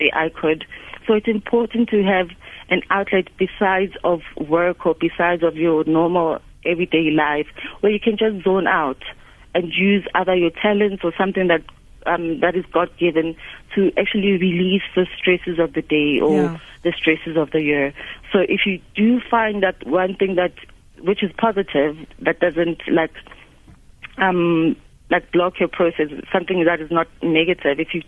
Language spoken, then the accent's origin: English; Soweto, Gauteng, South Africa; I was born in the township, I was born in Soweto